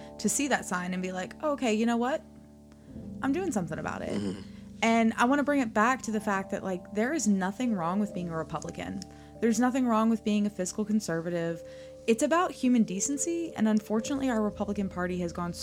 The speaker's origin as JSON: {"language": "English", "area": "small town outside New Orleans", "region": "Louisiana", "country": "United States", "tie": "born or raised there", "moved": "as an adult", "lives_now": "East Tennessee, United States", "said": "I'm originally from New Orleans. So even though I grew up in like a small town outside New Orleans"}